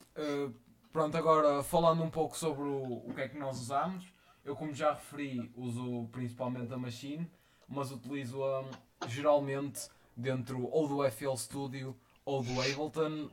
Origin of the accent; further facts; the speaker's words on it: Vila Nova de Famalicão, Norte, Portugal; sou de Vila Nova de Famalicão e tenho 17